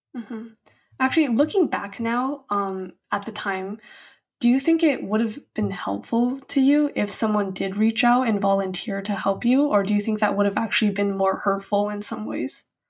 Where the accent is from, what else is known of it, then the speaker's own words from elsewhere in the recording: United States; as an Asian American